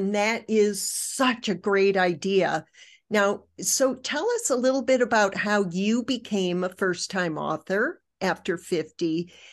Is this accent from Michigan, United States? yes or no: yes; Michigan, United States; accent: Michigan twang; I'm from Michigan, and when I go back home to Michigan, I pick up my Michigan twang very quickly.